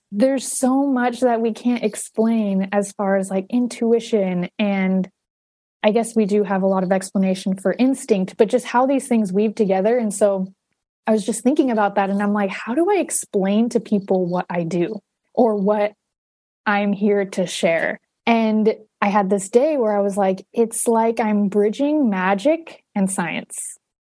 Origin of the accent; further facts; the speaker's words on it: Huntington Beach, California, United States; moved away as an adult; now in Northern California, United States; Southern California, where I'm from. Um, I'm from Huntington Beach